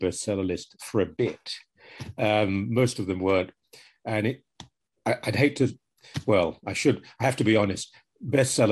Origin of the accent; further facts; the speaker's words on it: United Kingdom; moved away; I'm 63, growing up in Britain